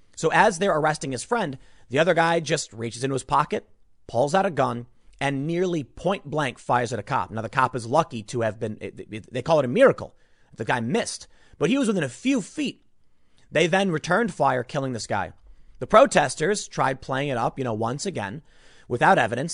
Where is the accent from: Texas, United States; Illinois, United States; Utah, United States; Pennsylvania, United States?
Illinois, United States; Chicago; moved away; growing up in Chicago